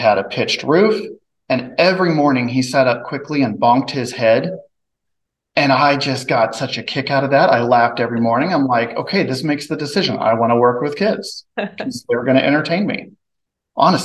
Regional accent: Drexel, Missouri, United States; now in Maryville, United States; I grew up in Drexel, Missouri, south of Kansas City, about 30 miles

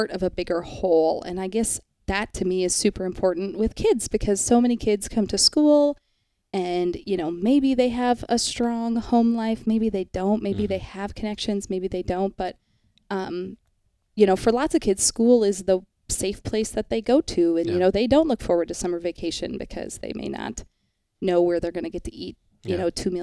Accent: southern Minnesota, United States; moved away as an adult; also born or lived in Anchorage, Alaska / Chicago, Illinois / Rochester, Minnesota; now in Fairbanks, United States; I was born and raised on a pig farm in southern Minnesota

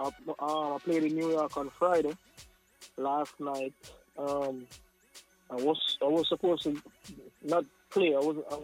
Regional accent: Kingston, Jamaica; moved away as an adult; now in United States; Born Kingston, Jamaica

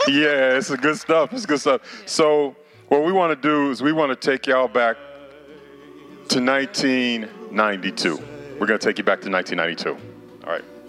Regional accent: St. Louis, Missouri, United States; now in Oklahoma, United States; I know I'm in Oklahoma, but I'm from Missouri, St. Louis.

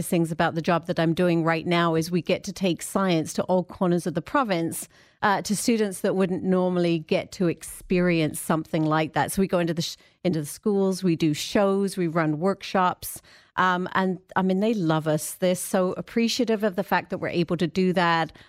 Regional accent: England, United Kingdom; moved away; No, I'm originally from England, but I've been here a long time, so my accent is a little bit strange. It comes. I can hear it comes in and out.

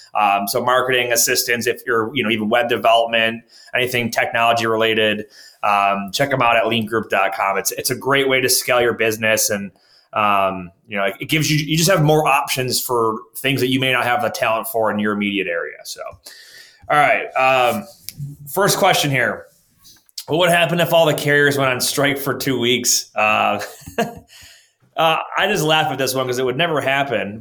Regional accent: Orchard Park, New York, United States; Orchard Park, my hometown here in, in, Buffalo, Western New York

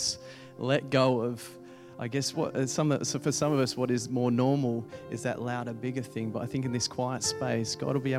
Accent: England, United Kingdom; I'm an Englishman in an Englishman's body, I think. So that's why they got me to speak here, because I'm very sensitive, I got told, and very, very English.

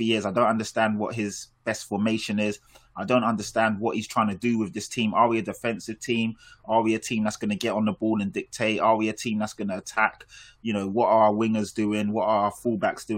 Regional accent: London, United Kingdom; I live in Tottenham. I'm from Tottenham.

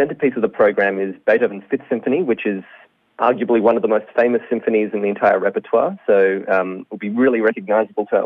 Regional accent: Sydney, New South Wales, Australia; moved away as an adult; now in Melbourne, Australia; I'm actually originally from Sydney, and then I moved down to Melbourne last year

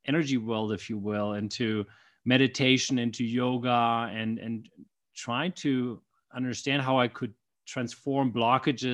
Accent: Germany; now in United States; So while I live in the U.S. now with my family, I grew up in Germany. That's where I was born.

